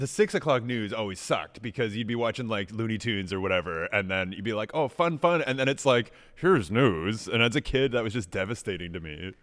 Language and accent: English; Canada; as a Canadian